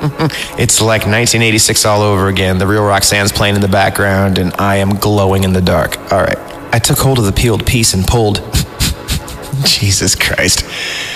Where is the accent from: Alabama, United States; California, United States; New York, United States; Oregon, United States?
California, United States; Fresno; I grew up in the Central Valley in Fresno